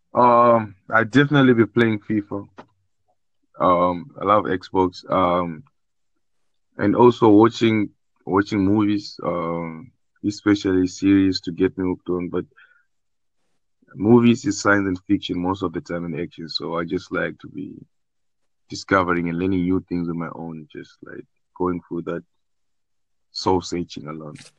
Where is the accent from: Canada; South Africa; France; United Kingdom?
South Africa; I'm from South Africa